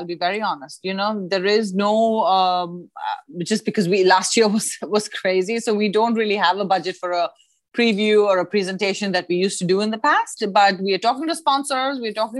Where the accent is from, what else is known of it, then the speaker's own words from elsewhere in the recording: New Delhi, Delhi, India; So it's funny that when we met at school, I came from New Delhi.